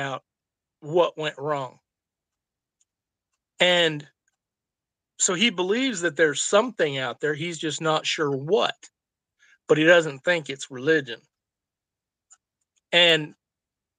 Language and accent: English; Illinois, United States; I grew up in Illinois